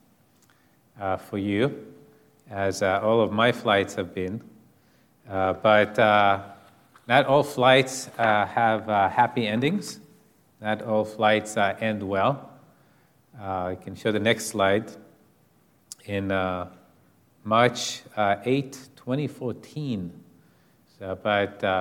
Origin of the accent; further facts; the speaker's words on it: Israel; moved away; growing up in Israel